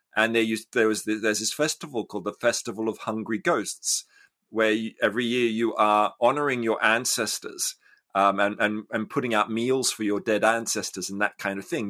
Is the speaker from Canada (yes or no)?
no; Australia; I grew up in Australia